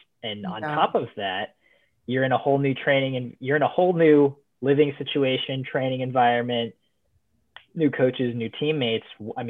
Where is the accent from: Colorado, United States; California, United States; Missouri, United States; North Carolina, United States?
Missouri, United States; I'm from Missouri, so I know what those lakes are like in April.